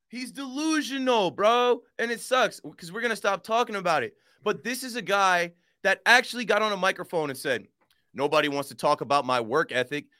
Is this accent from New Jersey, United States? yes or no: yes; Monmouth County, New Jersey, United States; I'm from Monmouth County, where a lot of Jewish people from Brooklyn come down and vacation in the summer.